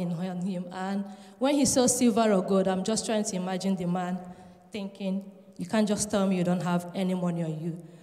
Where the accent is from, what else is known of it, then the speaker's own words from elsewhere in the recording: Nigeria; also born or lived in Edinburgh, Scotland; now in Leeds, United Kingdom; I'm from Nigeria, and I've been residing in Edinburgh